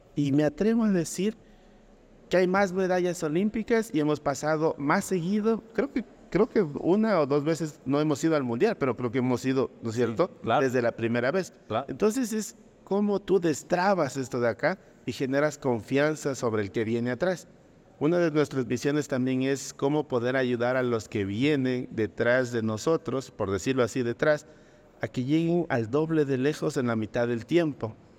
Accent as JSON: {"language": "Spanish", "region": "Loja", "country": "Ecuador", "tie": "born or raised there", "said": "cuando nacemos en, regiones como Loja, o, en países como Ecuador"}